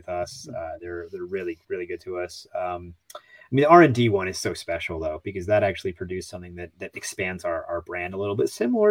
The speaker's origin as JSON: {"language": "English", "region": "New Jersey", "country": "United States", "tie": "born or raised there", "moved": "yes", "said": "where I grew up in Jersey, I was like in the middle of the woods"}